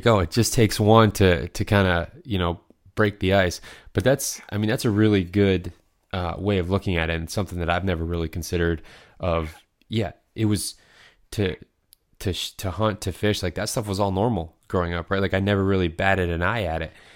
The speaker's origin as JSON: {"language": "English", "region": "Michigan", "country": "United States", "said": "I'm from Michigan"}